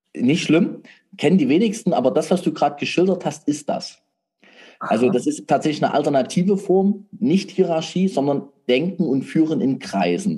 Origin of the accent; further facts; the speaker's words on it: Saxony, Germany; bei uns in Sachsen